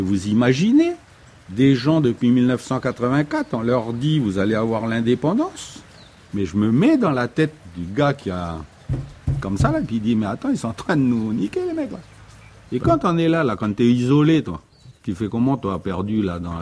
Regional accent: Poya, North Province, New Caledonia; Moi, je suis calédonien, moi. Moi, je suis d'abord un mec de Poya, après, je suis un mec du Nord, après, je suis calédonien, après, je suis français

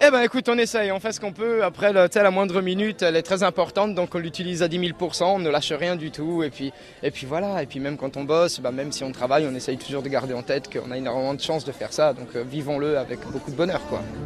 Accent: Alsace, Grand Est, France; je suis d'Alsace

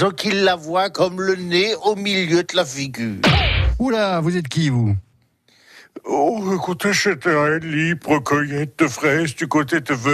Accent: Kiffis, Grand Est, France; Oui, je suis de Kifis. Attention, pas Fislis, ça, hein, Kifis.

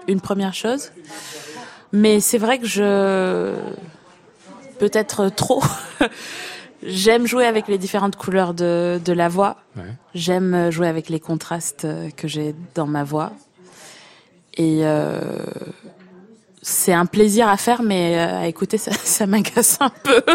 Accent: United States; moved away; also born or lived in Aix-en-Provence; je suis américaine

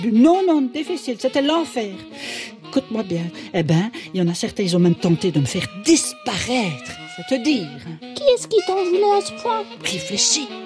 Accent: Belgium; enchantée … de Belgique. Ah ben voilà, c'est peut-être pour ça que j'ai un accent finalement.

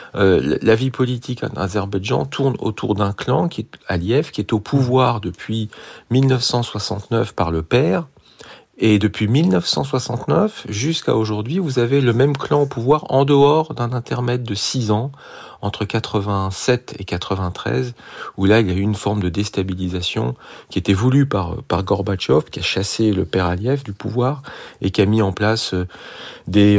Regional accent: France; je suis français

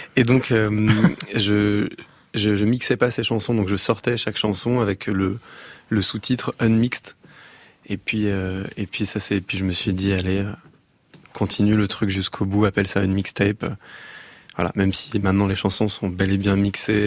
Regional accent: Massy, Île-de-France, France; J'ai grandi euh, à Massy. dans une, dans une ville dans le 91.

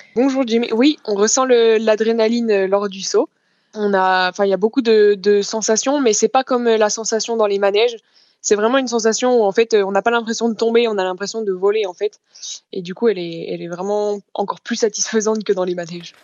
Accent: Chaux-Neuve, Bourgogne-Franche-Comté, France; chez moi à Chauneuf dans le Jura, plus particulièrement dans le Doubs

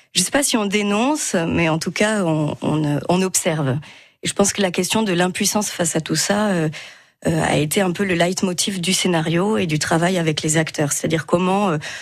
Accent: Metz, Grand Est, France; je suis originaire de Metz

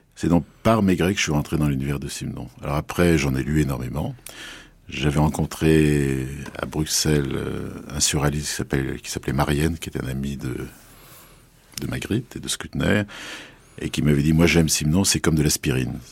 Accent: Paris, Île-de-France, France; je suis parisien, je suis un vrai parisien, j'habite pas loin de la place des Vosges

